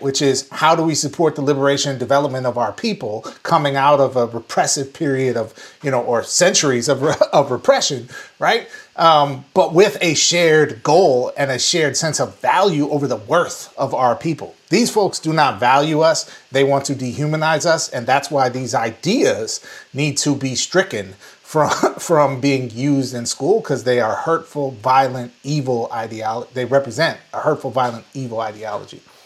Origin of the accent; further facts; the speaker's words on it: Saint Paul, Minnesota, United States; my hometown of Saint Paul, Minnesota